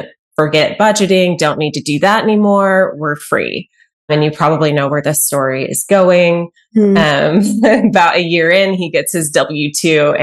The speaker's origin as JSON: {"language": "English", "town": "Cedar Park", "region": "Texas", "country": "United States", "tie": "born or raised there", "moved": "as an adult", "lives_now": "Arkansas, United States", "said": "I'm from Texas, grew up in little town. Well, it's not so little anymore, Cedar Park, near Austin, Texas"}